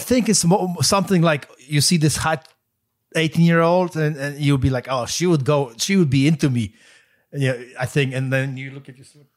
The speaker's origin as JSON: {"language": "English", "country": "Poland", "moved": "yes"}